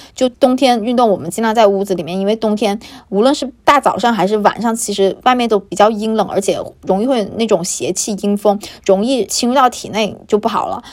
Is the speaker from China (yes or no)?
yes; China; also born or lived in Beijing; 我们作为一个中国人嘛，作为一个典型东方人